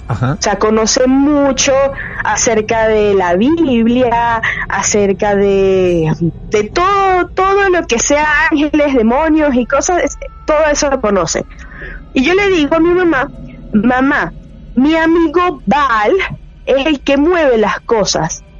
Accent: San José de los Altos, Miranda, Venezuela; also born or lived in Caracas, Venezuela; now in Panama; Yo nací en Caracas, en la ciudad de Caracas, pero desde chiquita viví en un pueblito que queda como a 45 minutos de Caracas, que se llama San José de los Altos.

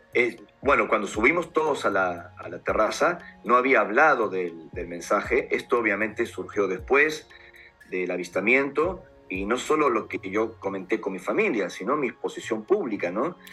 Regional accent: Lima, Peru; moved away; nací en Perú hace 48 años y fue mi país de origen donde todo empezó

